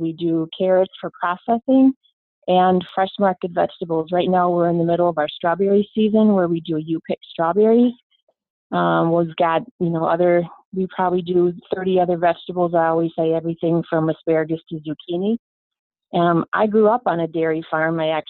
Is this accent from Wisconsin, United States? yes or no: yes; Two Rivers, Wisconsin, United States; I'm from Two Rivers, Wisconsin, which is located in Manitowoc County, right on Lake Michigan. We're about 25 miles south of Green Bay